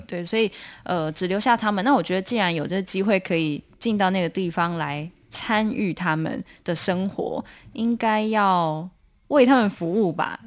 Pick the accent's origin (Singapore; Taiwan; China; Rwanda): Taiwan; southern Taiwan; 我们是南部人